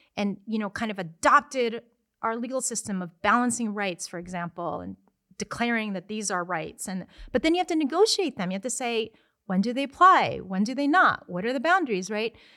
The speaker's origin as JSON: {"language": "English", "country": "United States", "said": "I'm American."}